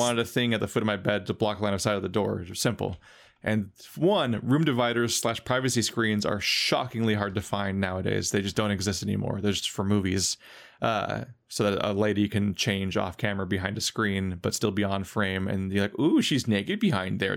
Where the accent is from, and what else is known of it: United States